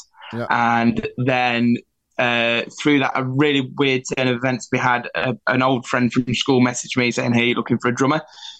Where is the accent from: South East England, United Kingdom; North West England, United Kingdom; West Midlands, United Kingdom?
North West England, United Kingdom; accent: Scouse; You can tell by my Scouse accent, right?